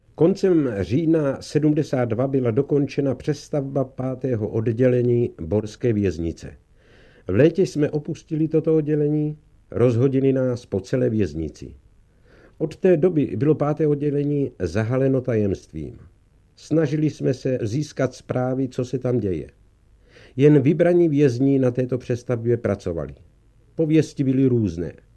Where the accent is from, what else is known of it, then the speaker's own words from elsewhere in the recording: Czechia; moved away as an adult; now in Germany; z domova z Československa